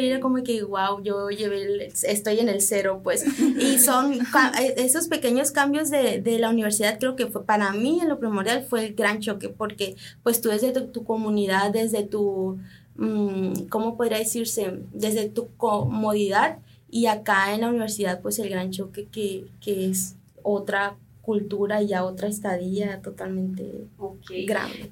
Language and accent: Spanish; Miguel Alemán, Sonora, Mexico; mis papás pues vienen de Oaxaca, pero nosotros nacimos aquí en, el poblado Miguel Alemán